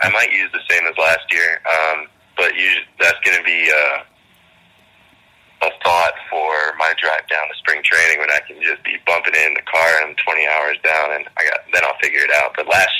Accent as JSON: {"language": "English", "town": "Boston", "region": "Massachusetts", "country": "United States", "tie": "born there", "said": "I was born in the Boston area, and all my family's Red Sox fans."}